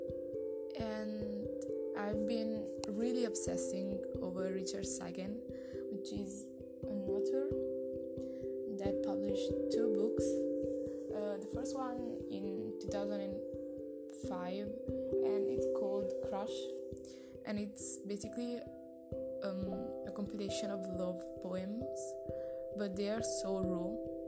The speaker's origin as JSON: {"language": "English", "country": "Italy", "said": "I'm 20 and I'm from Italy"}